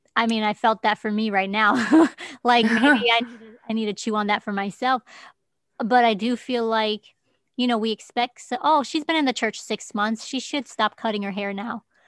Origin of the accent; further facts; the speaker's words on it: United States; I'm the American you